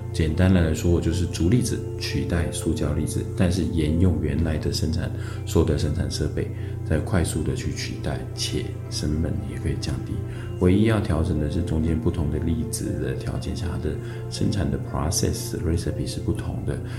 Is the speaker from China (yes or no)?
no; northern Taiwan, Taiwan; 我本身是 啊，北部人，所以北部的族子、贵族跟绿族比较多。小时候我们都在这个竹林里面去长大的